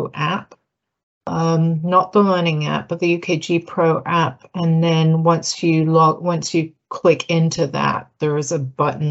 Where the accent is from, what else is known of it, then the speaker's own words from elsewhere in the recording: United Kingdom; moved away as an adult; now in United States; I'm British